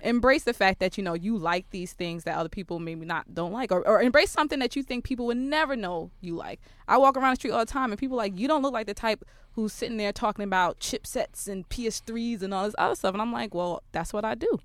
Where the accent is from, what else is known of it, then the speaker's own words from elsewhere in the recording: New York City, New York, United States; I, I'm from Brooklyn